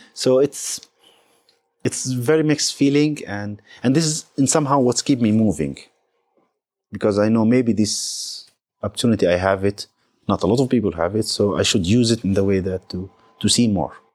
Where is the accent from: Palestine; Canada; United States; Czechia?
Palestine; I'm Palestinian